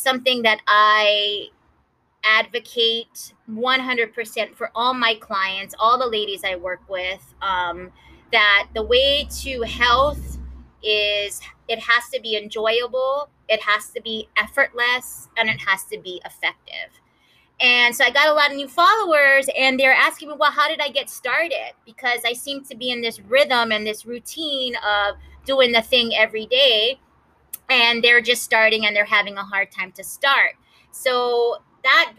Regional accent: Kahaluu, Hawaii, United States; two sisters born and raised in Kahalu, Hawaii

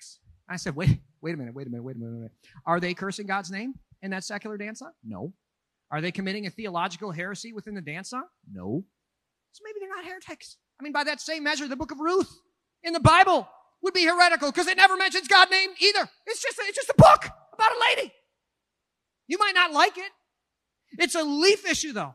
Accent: Minneapolis, Minnesota, United States; moved away as an adult; Minneapolis, my hometown

